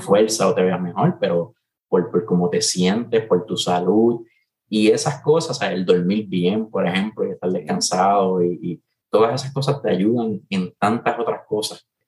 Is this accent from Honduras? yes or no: no; Puerto Rico; los tres que formamos … todos somos boricuas